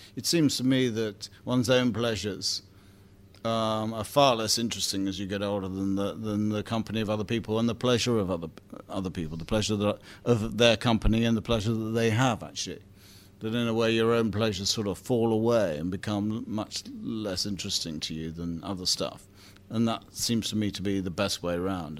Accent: Bromley, London, United Kingdom; I come from Bromley

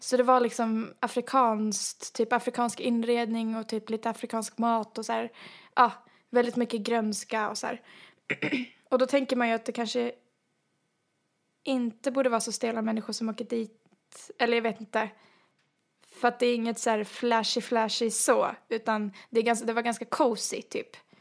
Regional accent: Sweden; som svenskar vi är

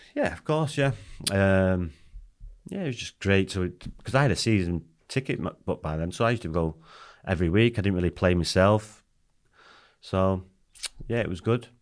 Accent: Salford, North West England, United Kingdom; also born or lived in Cardiff, Wales; When we was, um, three, we moved to Swinton, Salford

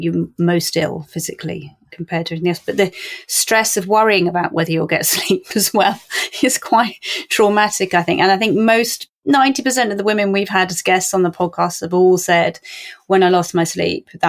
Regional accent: Cornwall, South West England, United Kingdom; I'm from Cornwall.

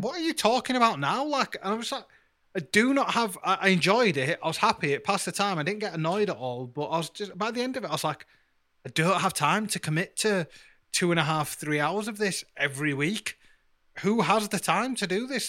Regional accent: Yorkshire and the Humber, United Kingdom; I'm from Yorkshire and I'm brown

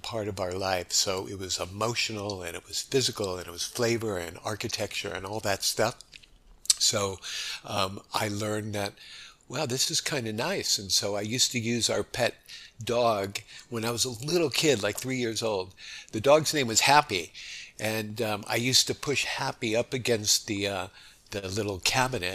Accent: Los Angeles, California, United States; moved away as an adult; also born or lived in New York, United States; now in Honolulu, United States; I was born in New York and grew up there till the age of 10. And that's when my family moved to Los Angeles.

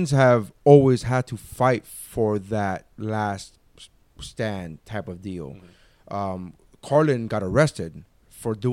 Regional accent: Nicaragua; every time they find out I'm from Nicaragua, they're like, oh, they start yelling out fritanga

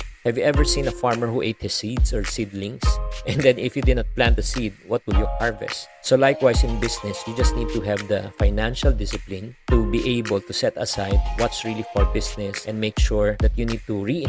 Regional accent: Philippines; Well, definitely, being raised as a Filipino-Chinese has really has great advantages

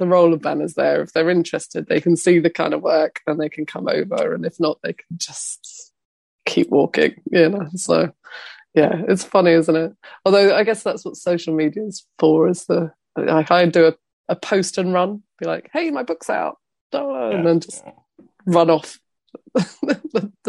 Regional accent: London, United Kingdom; I'm a Londoner

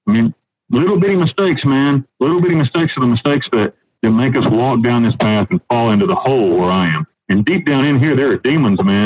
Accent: North Carolina, United States; moved away as an adult; now in Panama; I was a young kid living in back in North Carolina with my family.

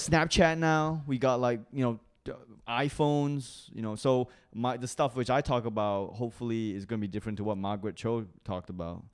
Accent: Singapore; accent: international school accent; moved away as an adult; also born or lived in Malaysia / Australia; I was, like, born in Malaysia, but I'm ethnically Chinese. And I grew up in Singapore.

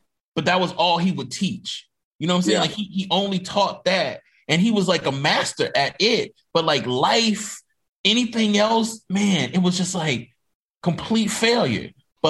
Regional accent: Mississippi, United States; I'm from Mississippi

